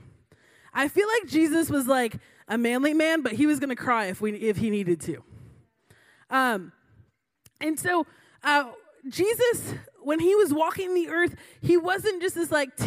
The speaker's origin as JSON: {"language": "English", "region": "Florida", "country": "United States", "tie": "born or raised there", "said": "Growing up in Florida, I had the privilege"}